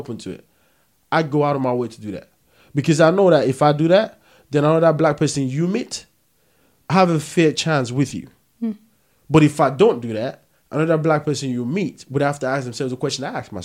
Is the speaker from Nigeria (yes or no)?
yes; Nigeria; also born or lived in Peckham, London; now in London, United Kingdom; I'm from Nigeria.